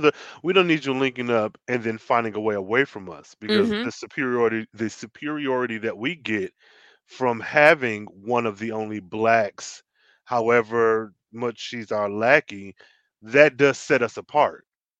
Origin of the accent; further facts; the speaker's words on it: Ireland; have community, even as I'm an Irish person. Why would I not want to at least know about an Irish community?